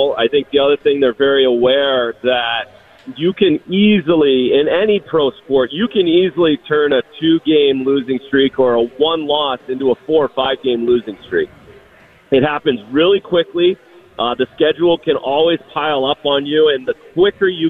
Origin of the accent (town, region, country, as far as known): Canada